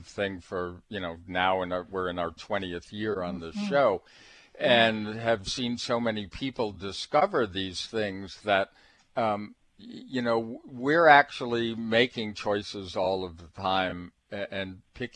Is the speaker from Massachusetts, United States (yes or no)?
yes; Massachusetts, United States; I come from Massachusetts